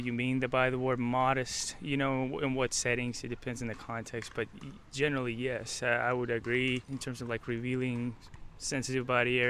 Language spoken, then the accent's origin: English; Ukraine; moved away; I'm from Ukraine.